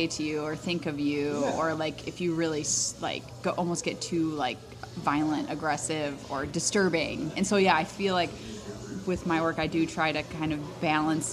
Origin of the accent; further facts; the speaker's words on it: a suburb of Chicago, Northern Illinois, United States; moved away as an adult; now in Madison, United States; I am from Northern Illinois